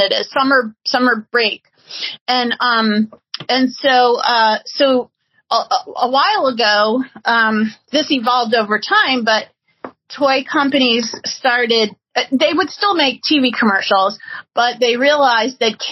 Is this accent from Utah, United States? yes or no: no; New Orleans, Louisiana, United States; I grew up in New Orleans